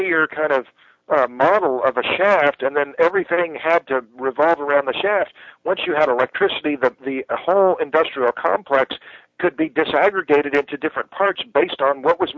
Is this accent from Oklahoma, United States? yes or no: yes; Tulsa, Oklahoma, United States; now in Austin, United States; I grew up in Tulsa